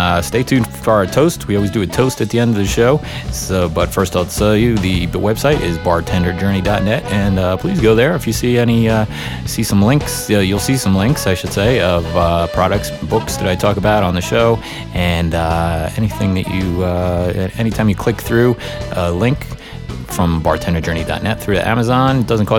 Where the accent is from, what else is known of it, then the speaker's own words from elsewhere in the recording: New York, United States; being a New Yorker myself